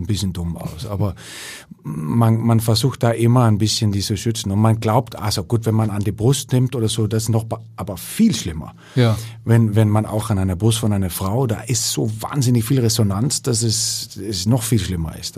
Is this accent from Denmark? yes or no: yes; Ikast, Central Denmark Region, Denmark; German is a second language; moved away as an adult; also born or lived in Aarhus; in dieser kleinen Stadt, wo ich herkomme